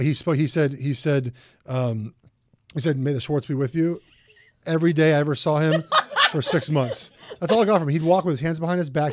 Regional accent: Los Angeles, California, United States; also born or lived in Oregon; I grew up in Los Angeles. I grew up here. I did not see snow as a kid

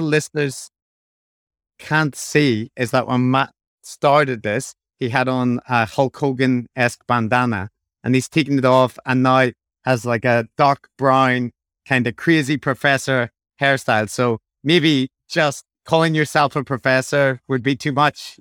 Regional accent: Northern Ireland, United Kingdom

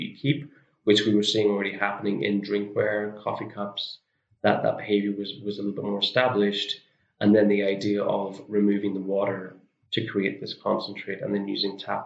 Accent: Northern Ireland, United Kingdom; moved away; I'm from Northern Ireland originally.

